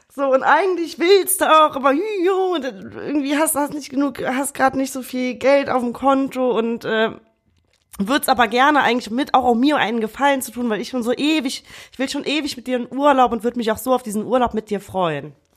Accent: Rhineland, Germany; bei uns im Rheinland

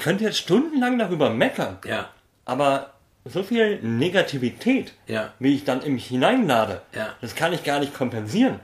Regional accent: Berlin, Germany; bin ich halt Berliner genug

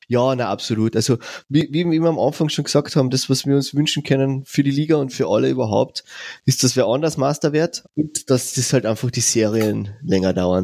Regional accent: Carinthia, Austria; als, als Kärntner

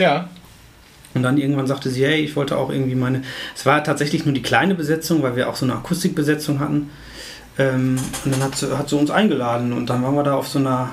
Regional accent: Essen, North Rhine-Westphalia, Germany; also born or lived in Arnhem, Netherlands; ich komme ja aus Essen, also ich habe hier ähm, beim, in Essen auch allgegenwärtigen Markus Peters Gitarrenunterricht gehabt.

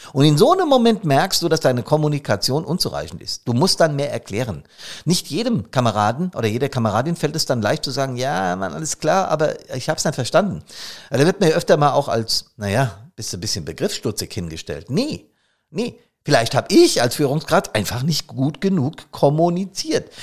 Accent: Hesse, Germany; accent: Hessisch; auf Hessisch

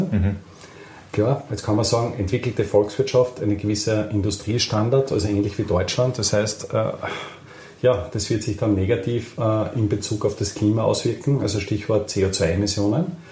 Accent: Austria; äh, ja, sehr selten als Österreicher das Erlebnis hat, möchte ich es trotzdem anführen.

